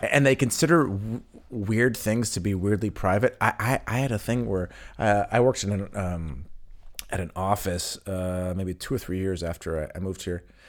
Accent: West Coast, United States; moved away as an adult; now in Berlin, Germany; for me in the West Coast

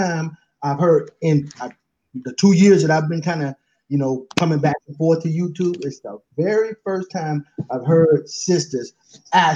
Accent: San Francisco, California, United States; now in Auburn, United States; I'm from the Fillmore, San Francisco

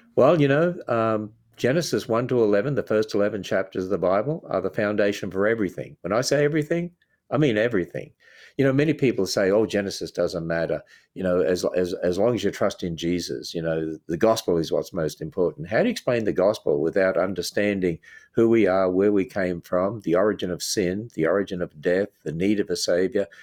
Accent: Australia; moved away as an adult; now in United States; I grew up in a Christian home in Australia

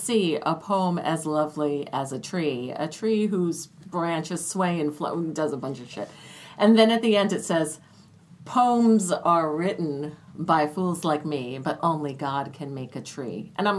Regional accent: Mahwah, New Jersey, United States; the town that I grew up in Mahwah, New Jersey.

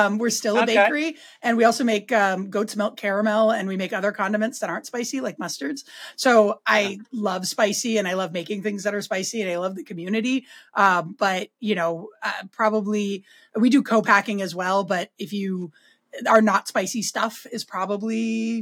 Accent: San Francisco Bay Area, California, United States; moved away as an adult; now in Vermont, United States; I grew up in California in the San Francisco Bay Area

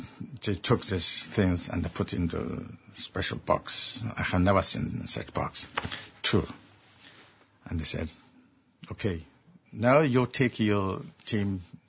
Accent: Xinjiang, China; moved away; there's a place called Xinjiang, and that is my homeland.

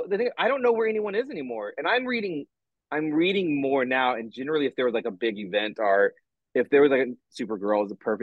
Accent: Midwest, United States; I'm from the Midwest

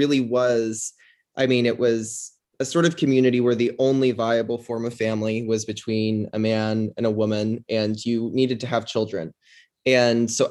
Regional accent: Tucson, Arizona, United States; I grew up in Tucson, Arizona, family of five

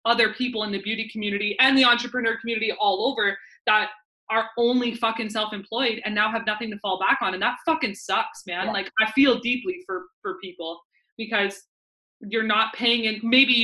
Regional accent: Vancouver, British Columbia, Canada; my hometown little area in Vancouver

